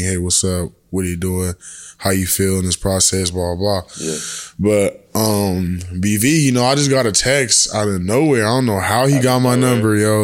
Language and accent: English; San Diego, California, United States; moved away as an adult; now in Norman, United States; I'm from San Diego, California, and I play football at the University of Oklahoma.